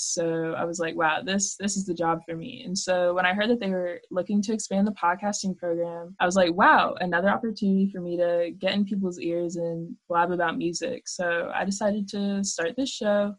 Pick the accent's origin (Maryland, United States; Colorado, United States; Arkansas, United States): Maryland, United States; I'm from Maryland, so people are really liberal here